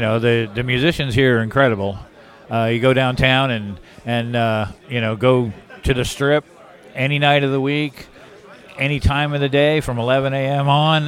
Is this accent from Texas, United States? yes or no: no; New York City, New York, United States; also born or lived in Los Angeles; now in Nashville, United States; New York City, yeah.